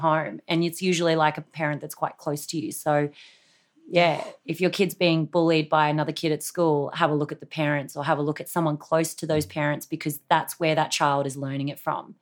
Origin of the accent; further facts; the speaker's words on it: Australia; I've got a very questionable background being Australian